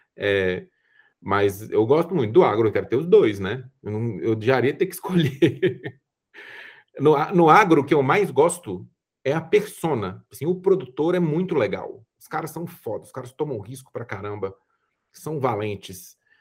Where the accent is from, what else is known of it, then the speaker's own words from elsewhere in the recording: Brazil; sendo brasileiro, falando português e ficando à vontade aqui